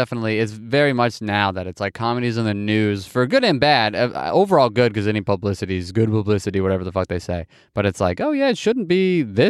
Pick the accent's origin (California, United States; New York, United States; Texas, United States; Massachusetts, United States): New York, United States; but there's a part of you that's like, I am from New York.